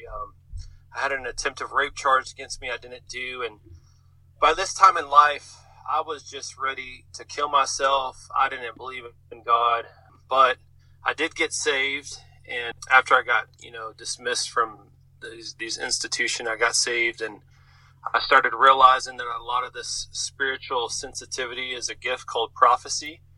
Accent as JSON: {"language": "English", "town": "Little Rock", "region": "Arkansas", "country": "United States", "tie": "born or raised there", "also_born_or_lived": "Houston, Texas", "said": "I was born in Houston. I grew up in Little Rock, Arkansas."}